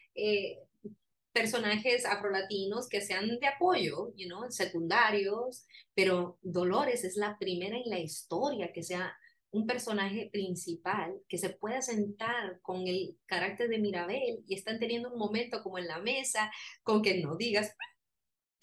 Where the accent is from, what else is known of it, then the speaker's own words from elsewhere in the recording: Colombia; soy colombiana